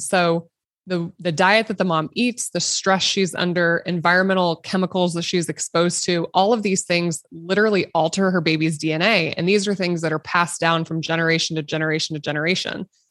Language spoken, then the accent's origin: English; Nebraska, United States; a little girl growing up in Nebraska, which is currently where I practice. So I'm, I'm born and raised, and I, I haven't really left the state